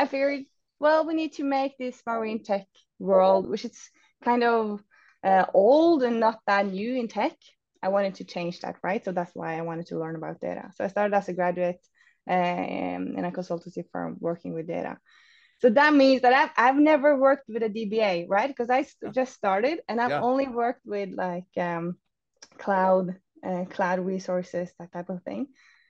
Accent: Oslo, Norway; English is a second language; I'm from Norway, so Oslo based.

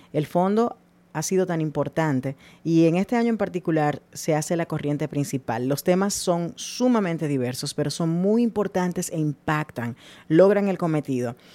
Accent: Dominican Republic; soy dominicana

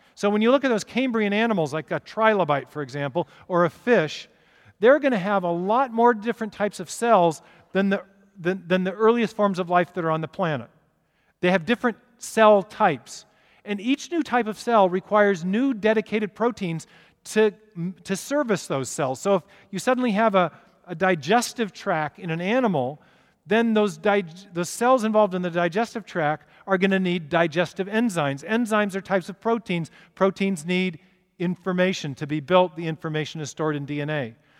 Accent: Seattle, Washington, United States; I'm from Seattle

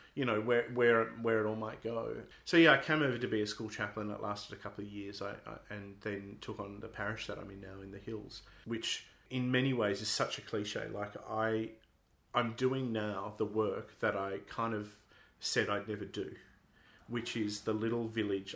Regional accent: Sydney, New South Wales, Australia; moved away as an adult; now in Perth, Australia; I grew up in Sydney

